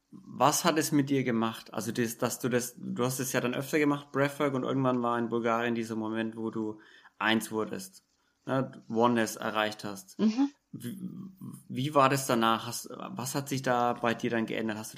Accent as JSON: {"language": "German", "region": "Bavaria", "country": "Germany", "said": "ich bin aus Bayern, ich kenne es heuer."}